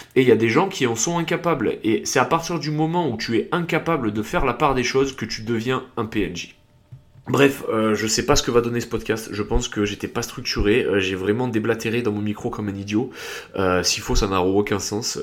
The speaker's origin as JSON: {"language": "French", "region": "south-east France", "country": "France", "also_born_or_lived": "England", "accent": "southern, south-east", "said": "j'ai un accent du sud, alors certes sud-est, pas sud-ouest"}